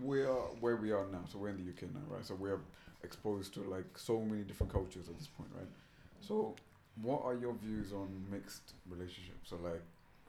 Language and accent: English; India; now in London, United Kingdom; because I'm from India